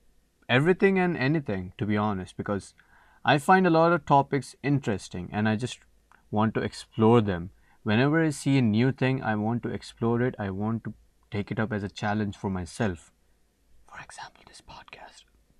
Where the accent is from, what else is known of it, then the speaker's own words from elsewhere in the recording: Saudi Arabia; also born or lived in India; now in Canada; I am an international student studying in Canada, Newfoundland, to be precise. And I am basically from India, but I was brought up in Saudi Arabia.